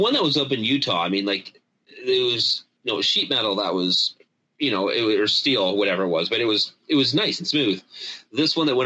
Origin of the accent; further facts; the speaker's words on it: Canada; for being Canadian